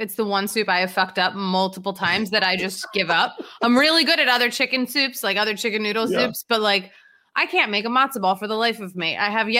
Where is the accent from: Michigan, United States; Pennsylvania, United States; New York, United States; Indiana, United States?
Pennsylvania, United States; Philadelphia; I'm basically from the Long Island of Philadelphia.